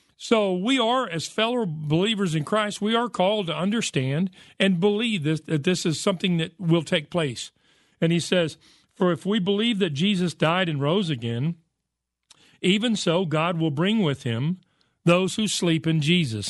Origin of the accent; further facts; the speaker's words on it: United States; I'm an American and I speak English